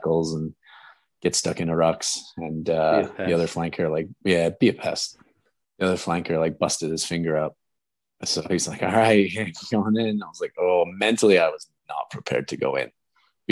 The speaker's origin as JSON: {"language": "English", "town": "Ormstown", "region": "Quebec", "country": "Canada", "tie": "born or raised there", "said": "my hometown, from Ormstown"}